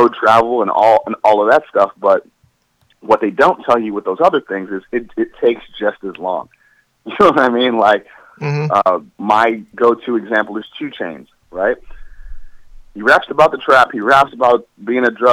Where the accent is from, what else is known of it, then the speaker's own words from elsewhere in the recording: Cleveland, Ohio, United States; I'm Cleveland born and raised.